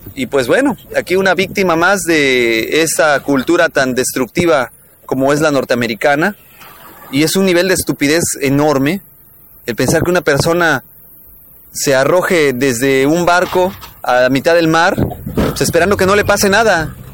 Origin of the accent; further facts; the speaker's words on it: Mexico; como mexicanos